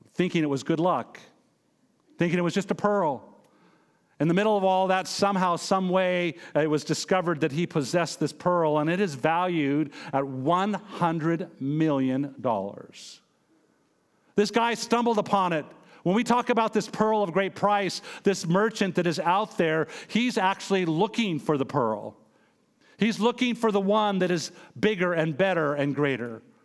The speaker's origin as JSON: {"language": "English", "region": "Montana", "country": "United States", "tie": "born or raised there", "said": "I'm originally from Montana, born and raised there"}